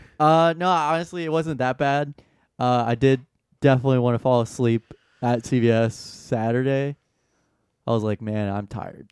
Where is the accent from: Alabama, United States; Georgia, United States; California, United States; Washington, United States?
Georgia, United States; Atlanta; I'm from Atlanta